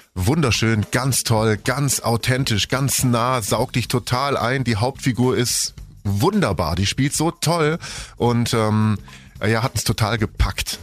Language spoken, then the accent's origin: German; Germany; Sie lebt nicht hier bei uns in Deutschland